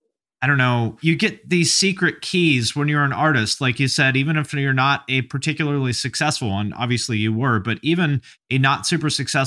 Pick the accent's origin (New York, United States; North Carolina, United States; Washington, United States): Washington, United States; Seattle; also born or lived in Montclair, United States; I'm from Seattle originally, but I lived kind of all over the place. I lived in Montclair for like a year.